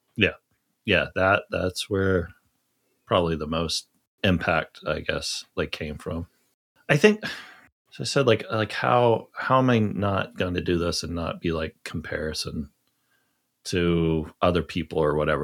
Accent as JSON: {"language": "English", "town": "Charleston", "region": "South Carolina", "country": "United States", "tie": "born or raised there", "said": "I grew up in the South"}